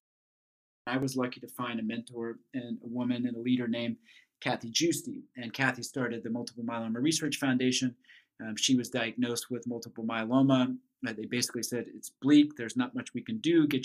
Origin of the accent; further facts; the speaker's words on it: Flint Hills of Kansas, United States; I grew up in the Flint Hills of Kansas